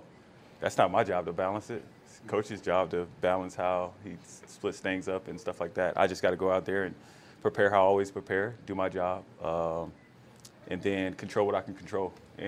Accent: Florida, United States; I mean, I'm from Florida, so no. I wouldn't know.

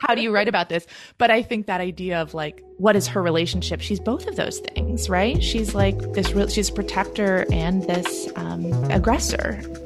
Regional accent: Oregon, United States; moved away as an adult; also born or lived in Maine; my home state of Oregon

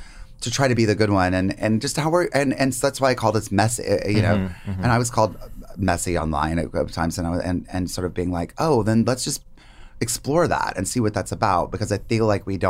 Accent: North Carolina, United States; I grew up in North Carolina.

